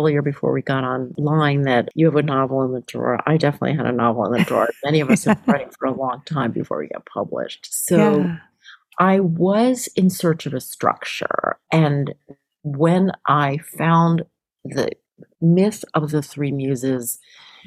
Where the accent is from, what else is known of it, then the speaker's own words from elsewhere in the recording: Philadelphia, Pennsylvania, United States; I grew up in Philly